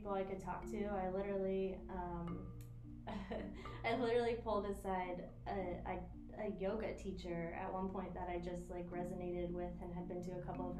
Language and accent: English; Iowa, United States; now in St. Petersburg, United States; From Iowa.